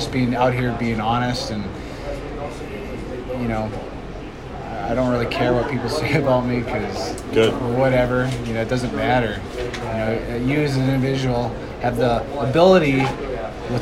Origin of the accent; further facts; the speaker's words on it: Canada; now in United States; I was born, I was Canadian, but now I'm American